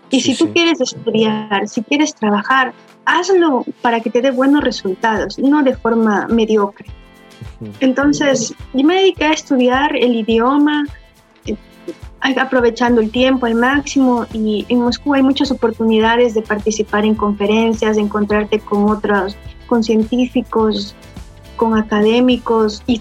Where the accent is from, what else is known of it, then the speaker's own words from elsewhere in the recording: Venezuela; Nosotros, había otro chico también de Venezuela y como latinos no tenemos el acento perfecto ruso